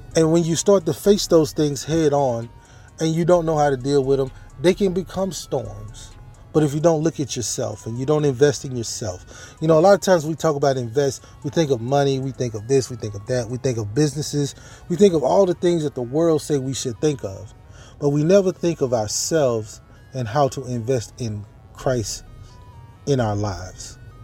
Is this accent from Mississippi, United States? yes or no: yes; Mississippi, United States; born or raised there; moved away